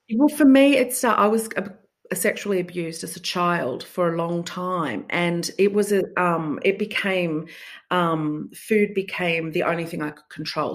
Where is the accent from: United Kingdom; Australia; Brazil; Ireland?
Australia; Sydney, New South Wales; I'm from Sydney.